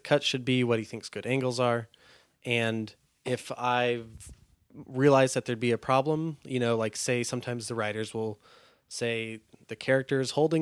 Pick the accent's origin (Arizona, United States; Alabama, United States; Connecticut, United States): Arizona, United States; Phoenix; I grew up in Phoenix.